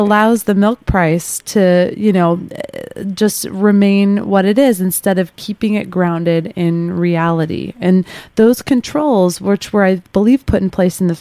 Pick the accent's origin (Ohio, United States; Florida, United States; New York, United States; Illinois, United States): Illinois, United States; Chicago; I'm from Chicago